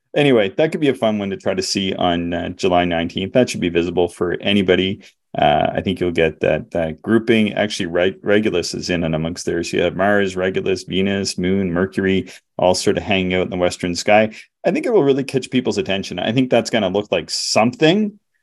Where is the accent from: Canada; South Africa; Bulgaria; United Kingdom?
Canada; the Maritimes; I'm from the Maritimes